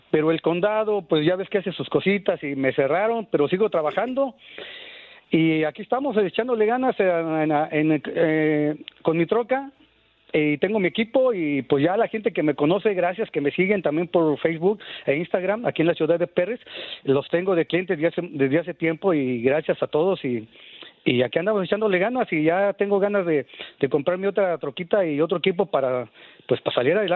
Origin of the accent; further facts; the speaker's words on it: Mexico City, Mexico; now in Perris, California, United States; ya tengo algunos ah, años aquí en, este, en California. Soy de la Ciudad de México